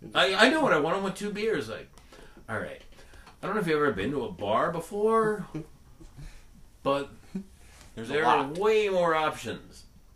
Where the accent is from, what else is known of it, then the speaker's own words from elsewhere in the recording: Northern California, United States; I grew up in Northern California